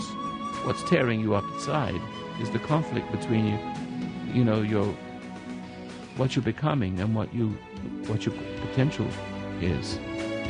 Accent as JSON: {"language": "English", "region": "England", "country": "United Kingdom", "moved": "yes", "lives_now": "United States", "said": "I'm from England, and I've been away for 56 years."}